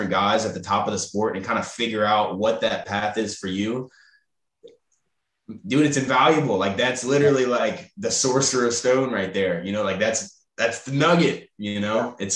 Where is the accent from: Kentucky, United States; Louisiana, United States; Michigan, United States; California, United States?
Louisiana, United States; Baton Rouge; Uh, we're both, we're all from Baton Rouge, obviously, but he he lived in New Orleans for